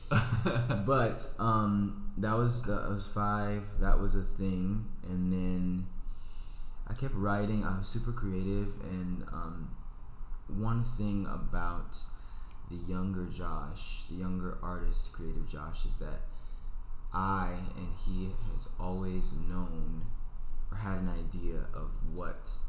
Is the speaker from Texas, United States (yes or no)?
yes; Houston, Texas, United States; I grew up in Houston, Texas